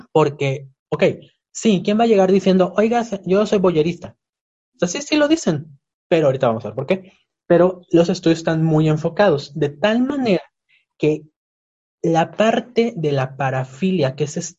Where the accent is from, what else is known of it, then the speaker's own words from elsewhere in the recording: Yucatán, Mexico; soy yucateca